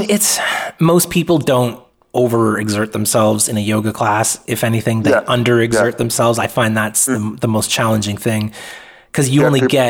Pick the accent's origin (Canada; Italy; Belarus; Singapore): Canada; Atlantic Canada; now in Vancouver Island, Canada; I'm not from Vancouver Island. I'm from the other end of Canada, from Atlantic Canada on the East Coast.